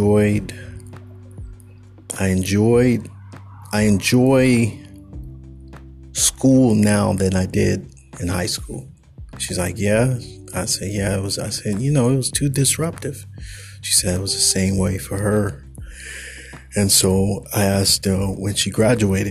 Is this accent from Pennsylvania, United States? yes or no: no; California, United States; I'm a Californian. I'm a coastal dude.